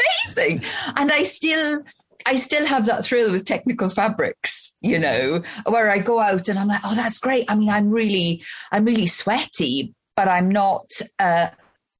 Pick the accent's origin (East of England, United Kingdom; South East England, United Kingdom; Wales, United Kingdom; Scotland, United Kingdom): Wales, United Kingdom; I'm Welsh and we live in Wales